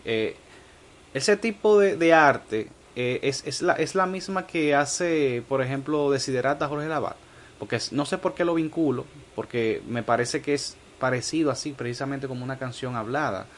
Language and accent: Spanish; Dominican Republic; nosotros como dominicanos que somos mestizos